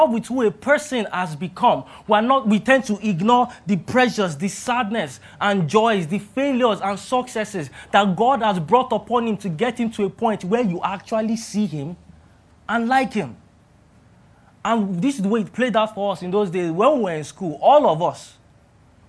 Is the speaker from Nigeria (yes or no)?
yes; Ilorin, Kwara, Nigeria; moved away as an adult; now in Lagos, Nigeria; I was born and bred in Ilorin and things were very, very chill there